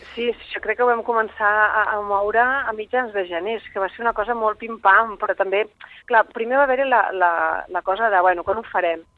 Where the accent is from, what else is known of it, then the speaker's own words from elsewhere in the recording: Alella, Catalonia, Spain; jo sóc de l'Ella